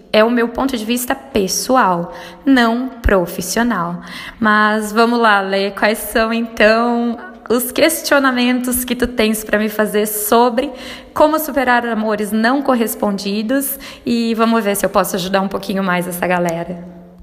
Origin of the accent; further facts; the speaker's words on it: Rio Grande do Sul, Brazil; moved away as an adult; now in Lavras, Brazil; eu sou gaúcha, mas hoje moro em Lavras, Minas Gerais